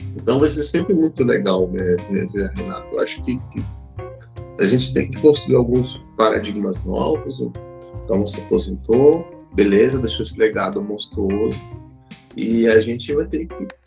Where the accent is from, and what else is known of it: Brazil